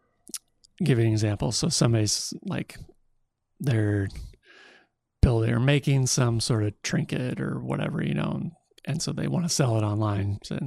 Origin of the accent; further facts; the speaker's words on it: Cedar Rapids, Iowa, United States; I'm from Cedar Rapids originally.